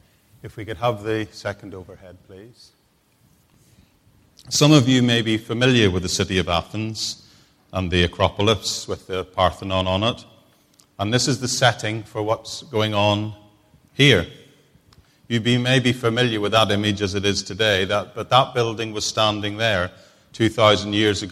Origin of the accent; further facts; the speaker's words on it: Bangor, Northern Ireland, United Kingdom; moved away; The minister of my old church in Northern Ireland that I grew up with in Bangor